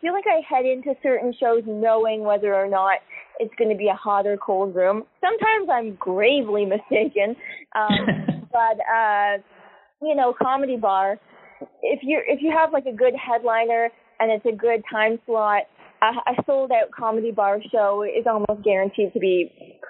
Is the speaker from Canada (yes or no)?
yes; Kitchener, Ontario, Canada; I grew up in Kitchener, Waterloo